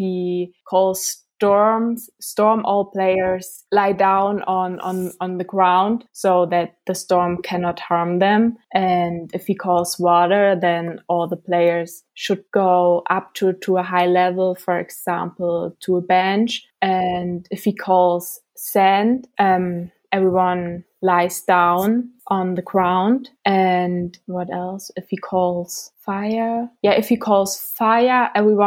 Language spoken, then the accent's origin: English; Germany; I'm from Germany. I grew up here, so I spent most of my time here in Germany.